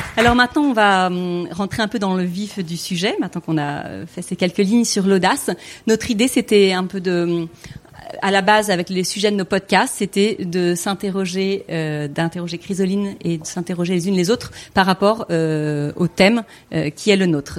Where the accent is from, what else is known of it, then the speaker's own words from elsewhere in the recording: Toulon, Provence-Alpes-Côte d'Azur, France; J'ai 45 ans, je viens de Toulon